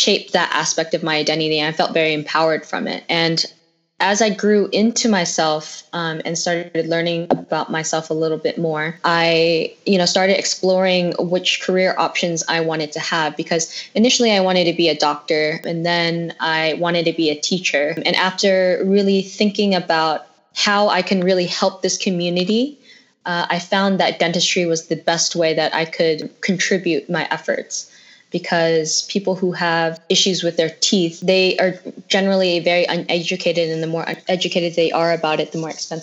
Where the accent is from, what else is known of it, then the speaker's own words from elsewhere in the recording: San Jose, California, United States; moved away as an adult; also born or lived in San Francisco; now in Los Angeles, United States; I grew up in San Jose